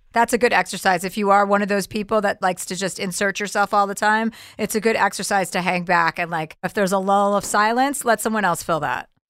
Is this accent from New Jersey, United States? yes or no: yes; New Jersey, United States; accent: tri-state; I'm from New Jersey